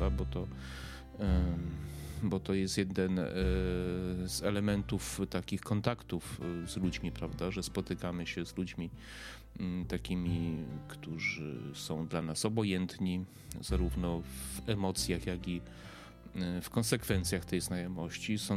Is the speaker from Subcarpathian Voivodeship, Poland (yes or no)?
yes; Przemyśl, Subcarpathian Voivodeship, Poland; born there; also born or lived in Lublin / Warsaw; now in Kraków, Poland; mieszkałem w wielu miejscach, e, mieszkałem, urodziłem się w Przemyślu, mieszkałem pod Przemyślem, w Lublinie, w Warszawie, teraz mieszkam w Krakowie